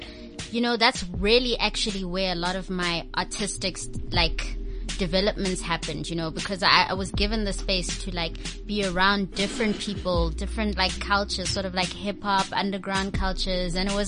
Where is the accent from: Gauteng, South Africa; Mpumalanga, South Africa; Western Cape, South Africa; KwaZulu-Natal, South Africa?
Gauteng, South Africa; Johannesburg; also born or lived in Cape Town; Okay, so I grew up in Joburg